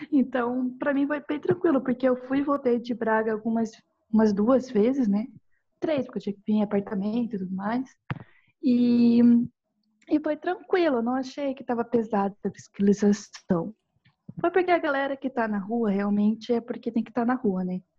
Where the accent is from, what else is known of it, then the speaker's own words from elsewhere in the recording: South Korea; Portuguese is a second language; now in Brazil; Assim, eu sou daquela. Eu sou coreana, né?